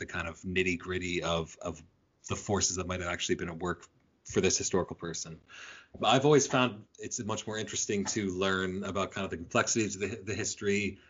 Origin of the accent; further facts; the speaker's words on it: Canada; I'm Canadian American. I'm a full-blood type.